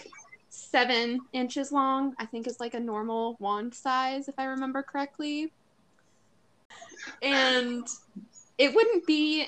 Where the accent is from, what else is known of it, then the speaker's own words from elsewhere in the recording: Colorado, United States; Growing up in Colorado